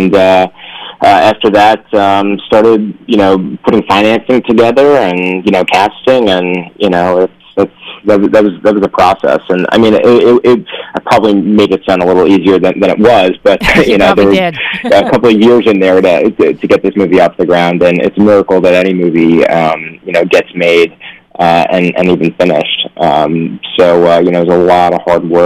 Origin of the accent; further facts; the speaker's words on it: New York, United States; moved away as an adult; now in Los Angeles, United States; I'm originally from New York. I moved out to L.A.